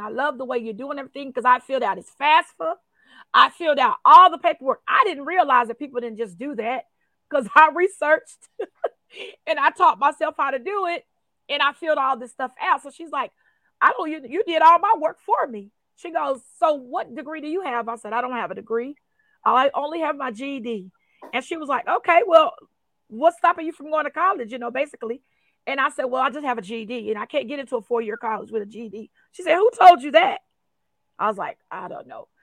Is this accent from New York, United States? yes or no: no; Post, Texas, United States; I grew up in Post, Texas